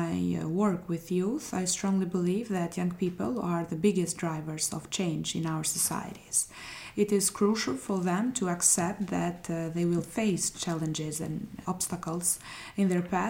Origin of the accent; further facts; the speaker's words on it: Shkodër, Shkodër County, Albania; from Shkodra, Albania.